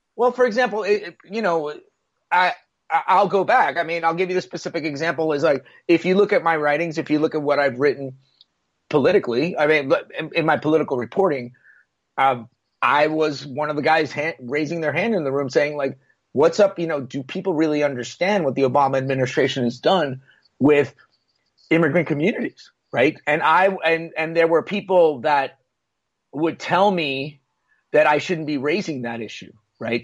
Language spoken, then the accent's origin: English; Puerto Rico; now in United States; I'm from Puerto Rico.